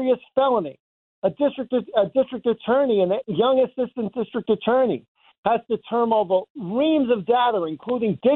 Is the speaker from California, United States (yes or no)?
no; Valley Stream, New York, United States; I grew up in Valley Stream